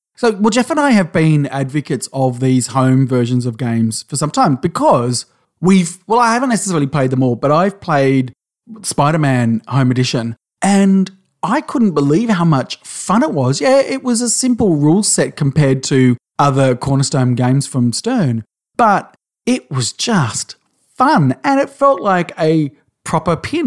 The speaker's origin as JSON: {"language": "English", "country": "Australia"}